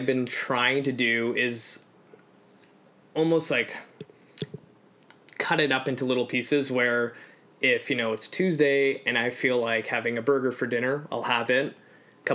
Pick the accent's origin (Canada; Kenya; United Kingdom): Canada; also born or lived in Poland; I'm an immigrant. So I came to Canada from Poland at 3